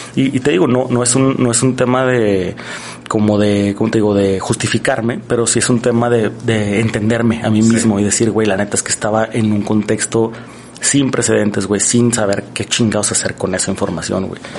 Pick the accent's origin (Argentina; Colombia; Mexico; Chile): Mexico; nosotros como mexicanos